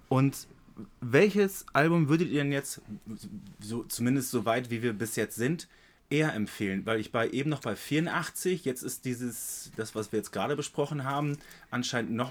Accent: Northern Germany, Germany; wie man sich das vorstellt als Norddeutscher

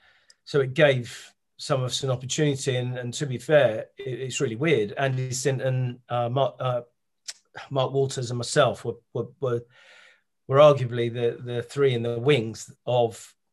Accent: England, United Kingdom; also born or lived in Nigeria; I was born in Nigeria. My mum's English and white. My dad's Nigerian, and he met my mum in England doing his masters. And they, you know, took her back to Nigeria.

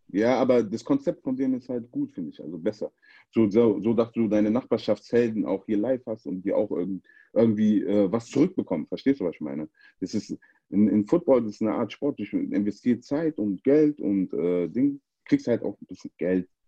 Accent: Frankfurt, Hesse, Germany; ich bin in Frankfurt groß geworden, ich bin auch stolzer Frankfurter.

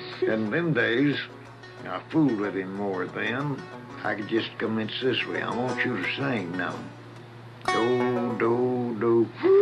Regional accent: Kaufman County, Texas, United States; moved away as an adult; now in California, United States; I was born in Kaufman County, Texas

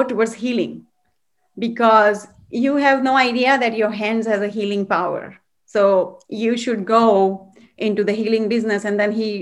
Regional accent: India; moved away as an adult; now in United States; I'm from India, and I grew up in a very spiritual background and family.

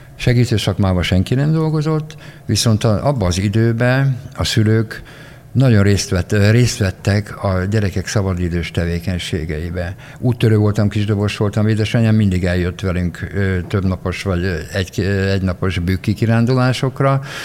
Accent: Miskolc, Borsod-Abaúj-Zemplén, Hungary; moved away as an adult; now in Budapest, Hungary; Én Miskolci srác vagyok, én egy nagyon szegény családban éltem

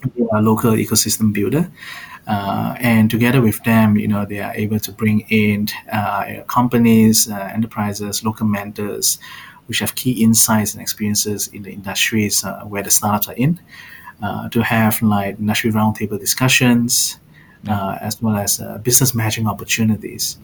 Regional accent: Malaysia; moved away; also born or lived in Singapore / Australia / Mountain View; I'm originally from Malaysia, so I do understand a bit of Bahasa.

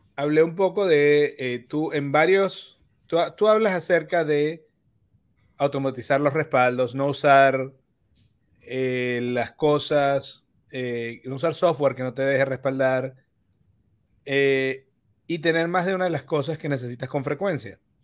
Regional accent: Venezuela; moved away as an adult; also born or lived in Bonaire; yo emigré de Venezuela

